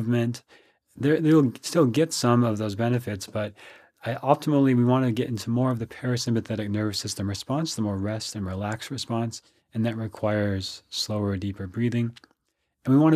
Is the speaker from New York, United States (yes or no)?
no; Minnesota, United States; now in Austin, United States; I grew up in Minnesota, so I'm used to the cold weather